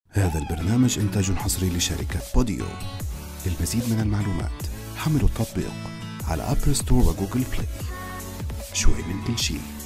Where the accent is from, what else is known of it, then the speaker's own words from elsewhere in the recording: Lebanon; من لبنان